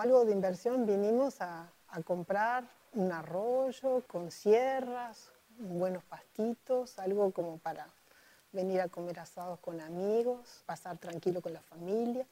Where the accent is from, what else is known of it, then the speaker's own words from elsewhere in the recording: Montevideo, Uruguay; soy de Montevideo, nací y crecí en Montevideo